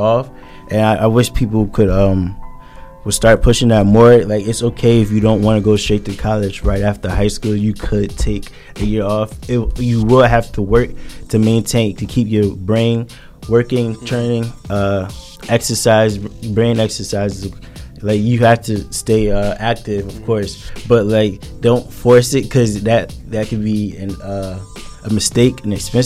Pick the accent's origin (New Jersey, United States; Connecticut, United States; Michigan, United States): New Jersey, United States; Linden; growing up in Linden